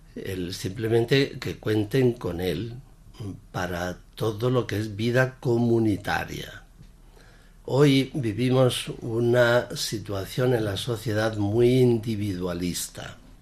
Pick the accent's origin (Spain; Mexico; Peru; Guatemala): Spain; Sanchidrián, Castile and León; párroco de mi pueblo, San Chidrián.